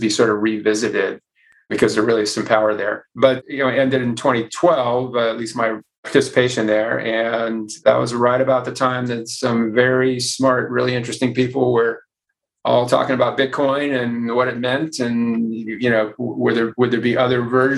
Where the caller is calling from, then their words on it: San Francisco, California, United States; We're right here in San Francisco, which I might add is not on fire.